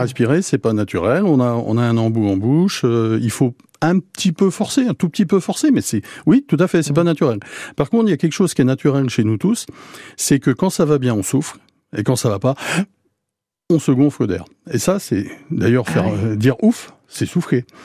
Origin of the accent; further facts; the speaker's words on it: Guingamp, Brittany, France; now in Cherbourg, France; je suis breton, je suis guingampais